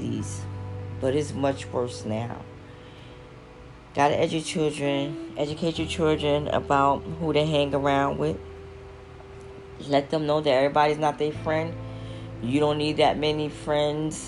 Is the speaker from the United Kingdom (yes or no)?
no; New York, United States; now in Philadelphia, United States; I'm from New York, but I live in Philly now